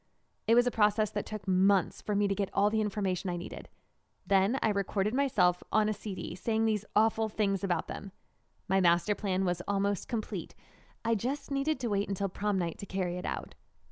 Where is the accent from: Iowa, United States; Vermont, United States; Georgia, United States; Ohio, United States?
Iowa, United States; Marshalltown; is the Marshalltown Community College baseball team. And it's not even a real college. As lame as my hometown is, all that lameness kind of helped me.